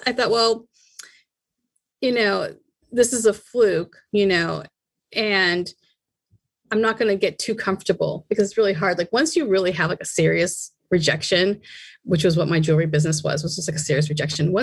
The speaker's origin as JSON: {"language": "English", "town": "Boston", "region": "Massachusetts", "country": "United States", "tie": "born or raised there", "moved": "yes", "said": "growing up in Boston to moving out here and traveling around"}